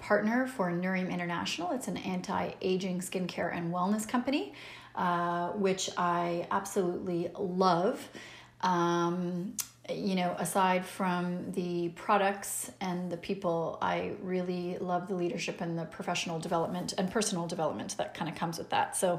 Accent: Pickering, Ontario, Canada; also born or lived in Montreal / Ottawa; I was born and raised in Pickering, Ontario, Canada

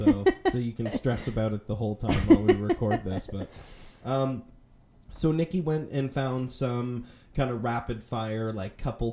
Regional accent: Halifax, Nova Scotia, Canada; moved away as an adult; also born or lived in northern Manitoba; now in Calgary, Canada; I grew up in Halifax.

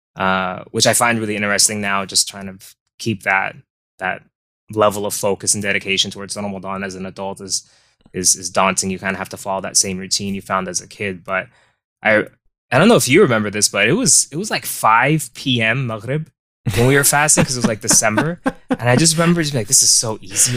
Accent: Tucson, Arizona, United States; born and raised in Tucson, Arizona

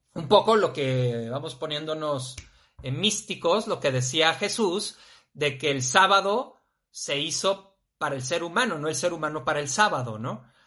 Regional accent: Torreón, Coahuila, Mexico; now in Guadalajara, Mexico; yo soy de allá, de Torreón

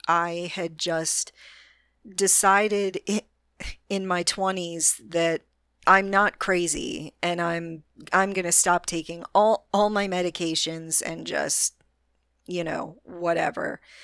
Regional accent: Orlando, Florida, United States; my hometown, Orlando, Florida

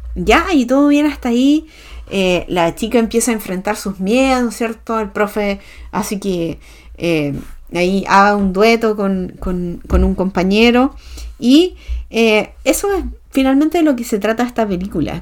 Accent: Chile; como sociedad chilena

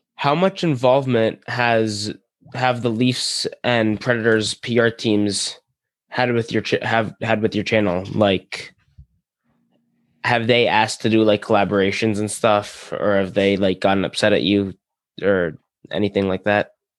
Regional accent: New York, United States; I'm from New York. I'm a Ranger fan

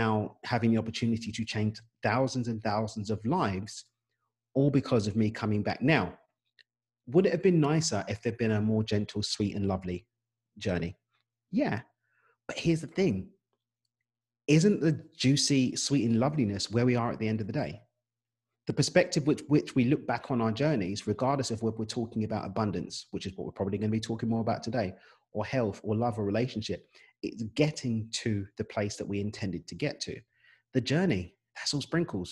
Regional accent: London, United Kingdom; accent: English; moved away as an adult; now in Cabo San Lucas, Mexico; I've got an English accent. Unless you think it's Australian, it's not. It's British. I'm from East London, born and raised

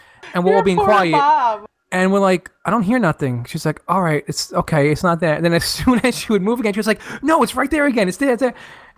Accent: Jamaica; I'm from Jamaica, actually

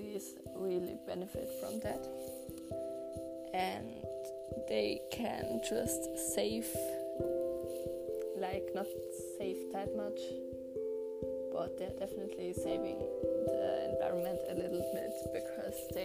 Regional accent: Austria; first language German; English is a second language; my first language is actually German, because I am from Austria

